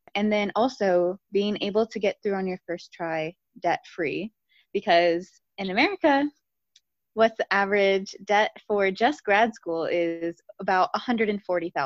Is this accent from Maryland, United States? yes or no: no; Akron, Ohio, United States; moved away as an adult; I grew up in Akron, Ohio.